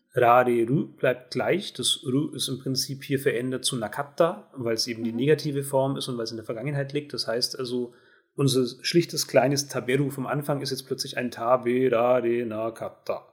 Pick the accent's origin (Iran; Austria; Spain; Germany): Germany; als Deutsche